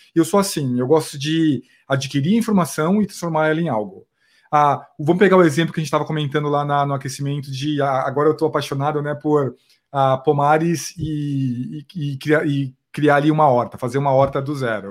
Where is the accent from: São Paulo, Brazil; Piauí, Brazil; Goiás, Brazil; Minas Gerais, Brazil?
São Paulo, Brazil; Osasco; eu vim de Osasco, na verdade, eu, eu me criei lá em Osasco